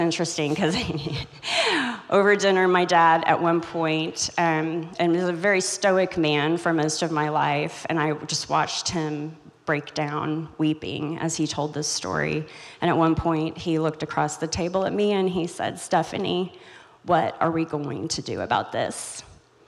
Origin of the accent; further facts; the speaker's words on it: Joplin, Missouri, United States; I'm from Joplin, Missouri. I was raised in Joplin, Missouri, so just in your backyard